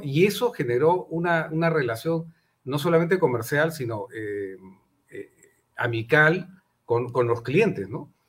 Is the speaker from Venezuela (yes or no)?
no; Peru; como empresarios eh, y como peruanos sobre todo, principalmente como peruanos